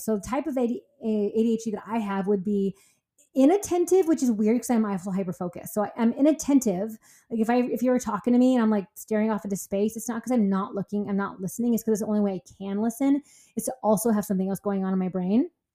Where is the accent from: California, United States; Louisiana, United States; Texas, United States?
California, United States; I'm from California